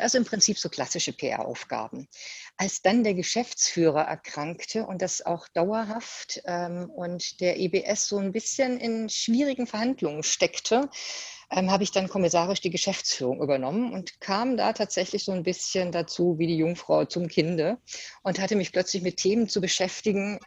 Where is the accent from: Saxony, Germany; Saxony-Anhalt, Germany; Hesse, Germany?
Hesse, Germany; Usingen; also born or lived in Ulm / Giessen; das habe ich in Usingen gemacht, obwohl ich eigentlich gebürtige Ulmerin bin. War dann ja aber auch schon viele Jahre in Hessen